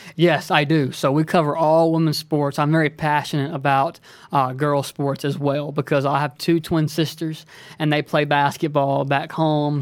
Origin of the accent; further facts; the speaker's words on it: Lower Alabama, United States; accent: Alabama accent; now in Dallas, United States; originally from, I say L A, Lower Alabama